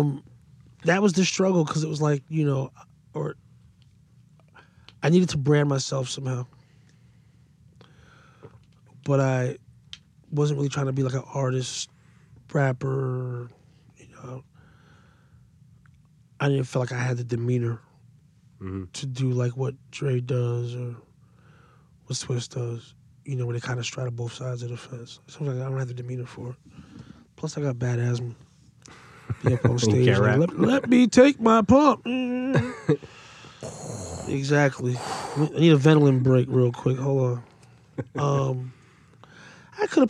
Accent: Paterson, New Jersey, United States; I was from Patterson.

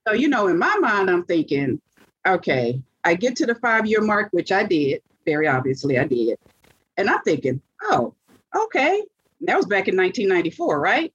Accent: Monroe, Louisiana, United States; moved away as an adult; now in Dallas, United States; So back then we ate from the ground because I'm from Monroe, Louisiana.

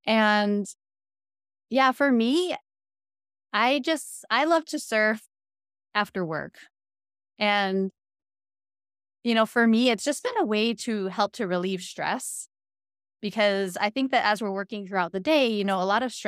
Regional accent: New York, United States; born there; also born or lived in California / Washington State; now in Hawaii, United States; But I was actually born in New York. Actually, shortly after I was born, my family moved to California. Then we moved to Washington State.

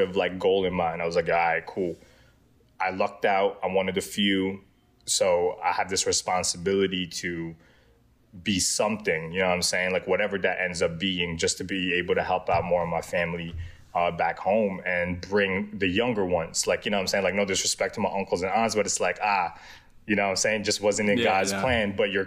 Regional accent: Muntinlupa, Metro Manila, Philippines; also born or lived in Quezon City / Pangasinan; now in United States; born and raised in the Philippines, Muntinlupa City.

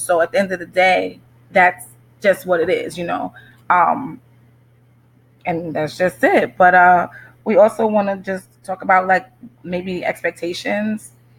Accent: Amityville, New York, United States; I am from Amityville, New York, Long Island

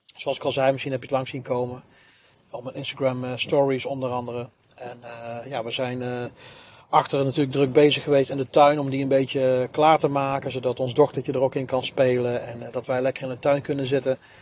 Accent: Nuland and 's-Hertogenbosch, North Brabant, Netherlands; ik ben gedeeltelijk in, een, in het dorp Nuland opgegroeid. En een ander gedeelte ben ik opgegroeid in, uh, in Den Bosch.

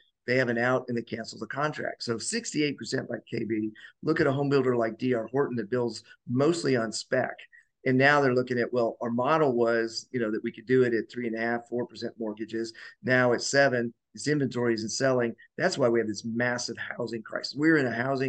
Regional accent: Colorado, United States; I grew up in Colorado and during the 70s

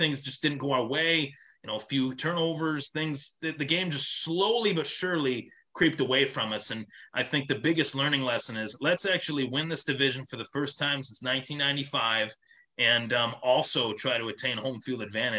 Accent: Buffalo, New York, United States; my city that I'm from, born and raised in Buffalo, New York.

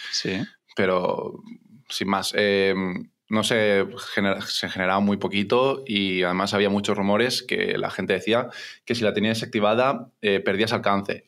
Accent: Barcelona, Catalonia, Spain; tengo 29 años, soy de Barcelona

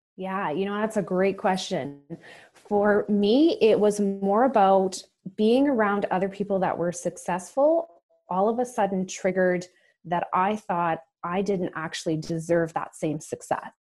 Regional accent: Calgary, Alberta, Canada; moved away as an adult; also born or lived in Toronto; I grew up in Calgary, Alberta

